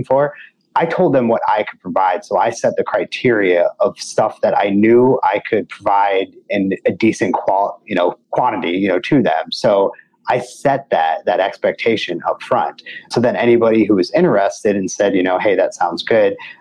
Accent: St. Louis, Missouri, United States; I'm from St. Louis, right here in your home market.

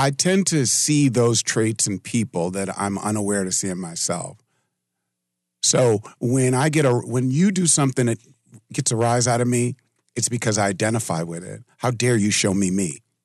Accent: New York City, New York, United States; now in Richmond, United States; I grew up in New York City

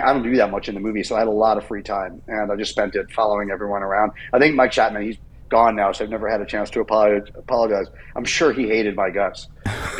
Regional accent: England, United Kingdom; now in United States; I was born in England and I had a British passport, and I was living in America by then

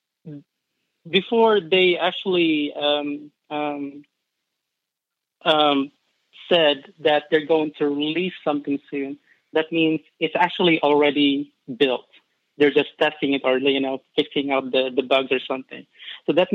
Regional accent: Philippines; now in Kentucky, United States; I'm not originally from Kentucky. I'm actually an immigrant from the Philippines.

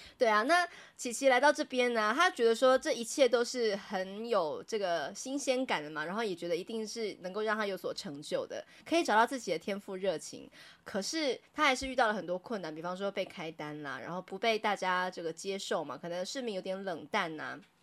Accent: Taiwan; 我们台湾人

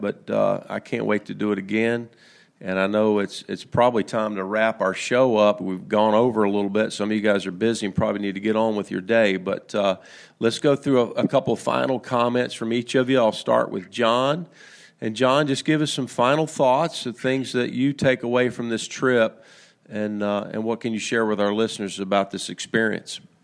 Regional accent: United States; us as American golfers

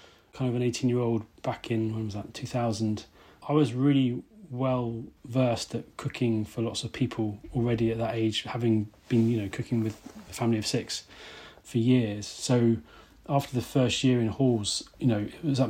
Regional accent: Worcestershire, West Midlands, United Kingdom; I'm from Worcestershire. We had a big garden with an orchard and a vegetable patch

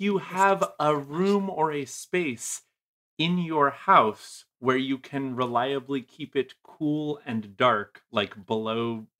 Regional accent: New England, United States; because I'm originally from New England. That's the time of year where you stop being able to get food out of the ground and everything freezes and dies

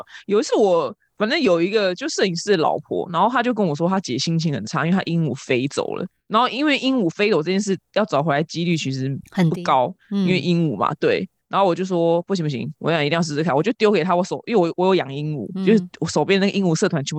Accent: Taiwan; 我们台湾人热心，热喜欢台湾人，

